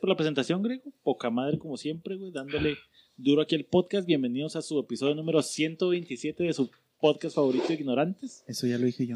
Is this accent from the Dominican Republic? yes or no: no; Mexico; como mexas